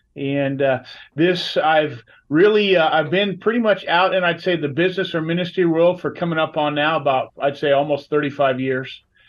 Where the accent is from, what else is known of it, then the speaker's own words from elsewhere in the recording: Scottsdale, Arizona, United States; born there; there's a lot of native Arizonans. I was born in Scottsdale.